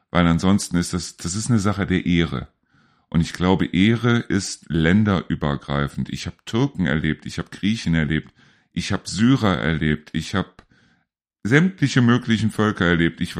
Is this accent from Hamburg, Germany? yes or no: no; Neuss, North Rhine-Westphalia, Germany; now in North Hesse, Germany; ich komme aus Neuss und äh, wohne jetzt hier in Nordhessen